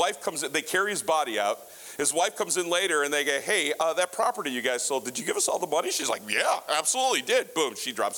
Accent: United States; I'm an American

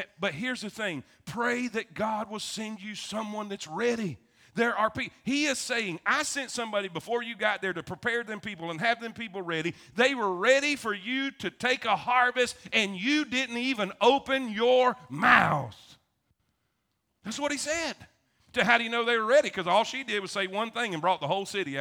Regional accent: South Florida, United States; now in Alabama, United States; I grew up in South Florida

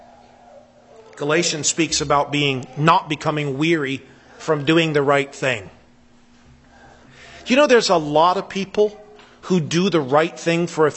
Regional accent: United States; moved away as an adult; I still think of America as my country

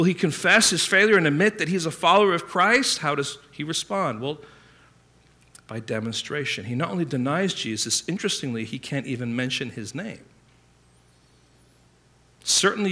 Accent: England, United Kingdom; I grew up in England

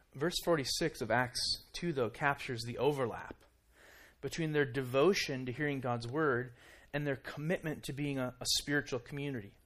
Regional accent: Minnesota, United States; moved away as an adult; now in Kansas City, United States; we're from Minnesota

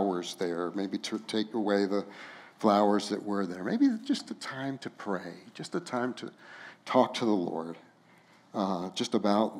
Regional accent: Los Alamos, New Mexico, United States; my hometown of Los Alamos, New Mexico

